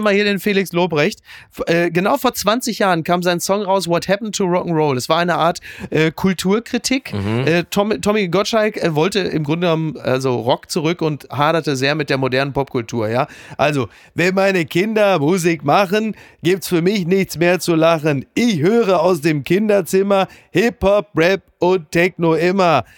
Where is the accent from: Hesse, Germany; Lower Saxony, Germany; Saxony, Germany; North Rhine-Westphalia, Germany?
North Rhine-Westphalia, Germany; ich komme aus NRW, ich weiß, was es bedeutet, ein absolut ja, ja. wertloses Abitur Abitur zu haben